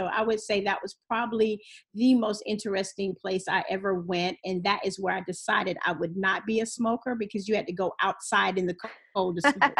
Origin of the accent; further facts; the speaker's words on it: Pensacola, Florida, United States; Born and raised Pensacola. I grew up over on the west side. I'm a graduate from Washington High School. And as soon as I graduated from high school, I joined the Navy at 17.